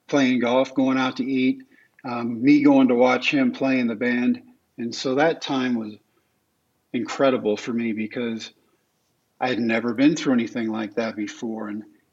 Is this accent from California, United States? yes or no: no; Texas, United States; the ballpark in Arlington, in my home state